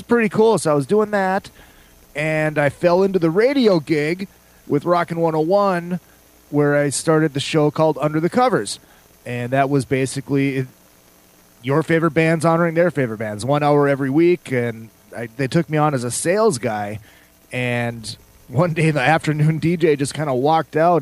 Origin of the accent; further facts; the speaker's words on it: St. Cloud, Minnesota, United States; now in California, United States; I was born and raised in St. Cloud, Minnesota